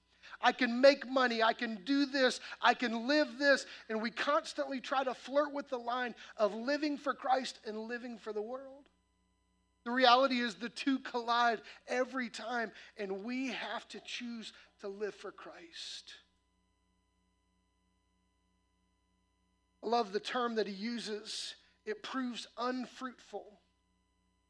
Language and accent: English; Midwest, United States; moved away; I grew up in the Midwest where corn and soybean farms